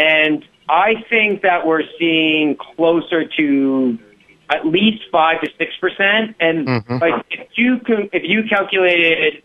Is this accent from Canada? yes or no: yes; Canada; I'm from Canada